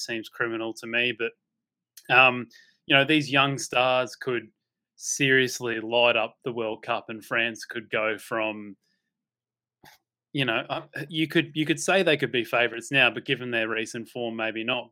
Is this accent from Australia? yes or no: yes; Australia; I'm Australian through and through